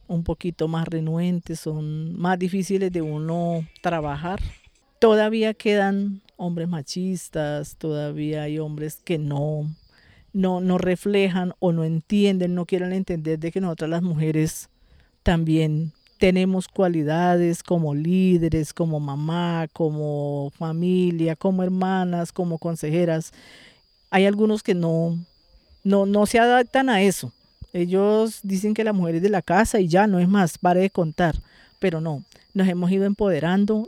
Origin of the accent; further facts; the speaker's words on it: Chaparral, Tolima, Colombia; yo soy una mujer nacida y criada aquí en la vereda Rizalda Calarma.